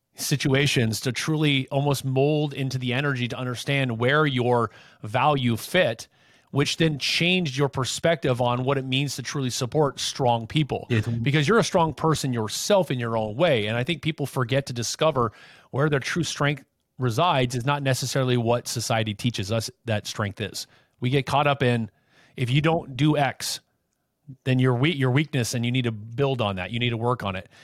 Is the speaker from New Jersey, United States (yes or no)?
no; Anaheim, California, United States; I grew up in Anaheim